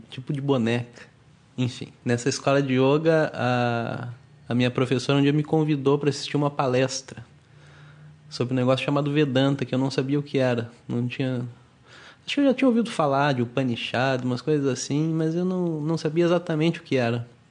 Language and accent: Portuguese; Curitiba, Paraná, Brazil; moved away as an adult; now in Rio de Janeiro, Brazil; Hoje eu trabalho aqui no instituto no Rio de Janeiro, mas eu sou de Curitiba